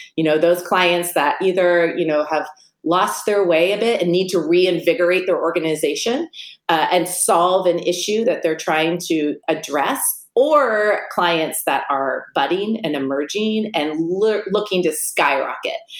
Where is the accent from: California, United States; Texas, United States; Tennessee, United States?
California, United States; Silicon Valley; I grew up in the Silicon Valley